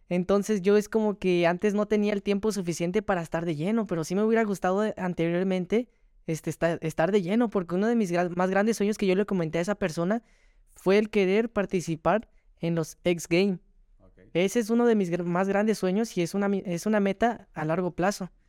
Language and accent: Spanish; Mexico City, Mexico; now in Nayarit, Mexico; Así es, de la delegación Miguel Hidalgo.